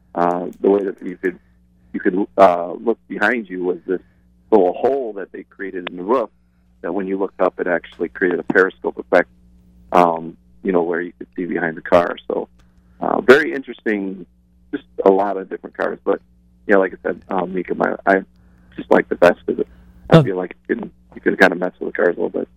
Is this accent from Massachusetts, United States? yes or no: no; Detroit, Michigan, United States; moved away; I'm originally from Detroit.